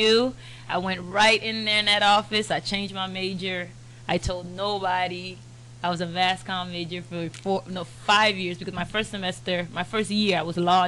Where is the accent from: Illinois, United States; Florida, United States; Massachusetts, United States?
Florida, United States; Broward County, South; also born or lived in Turks and Caicos; now in Miami, United States; I grew up in Turks and Caicos and then South Florida, Broward County